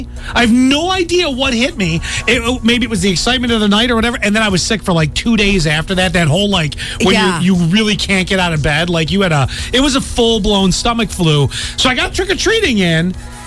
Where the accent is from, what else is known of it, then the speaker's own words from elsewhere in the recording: Buffalo, New York, United States; growing up in Buffalo, and we lived on a very traditional street.